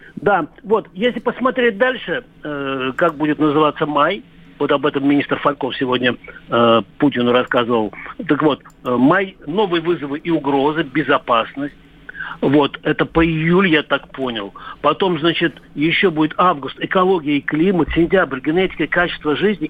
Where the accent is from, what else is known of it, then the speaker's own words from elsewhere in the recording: Orenburg, Orenburg Oblast, Russia; moved away; я, м, родился в Оренбургской области. И я жил в Оренбурге